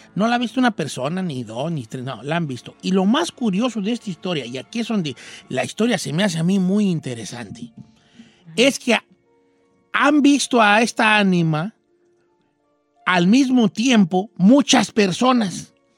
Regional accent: a town in the Zamora Valley, Michoacán, Mexico; mi pueblo de nacimiento

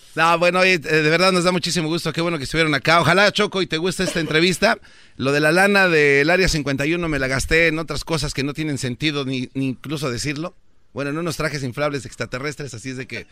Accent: Mexico City, Mexico; somos del DF

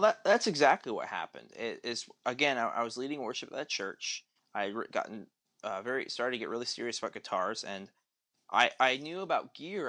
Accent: Tulsa, Oklahoma, United States; also born or lived in St. Louis; I moved back to Tulsa, where I'm at now. I grew up in Tulsa

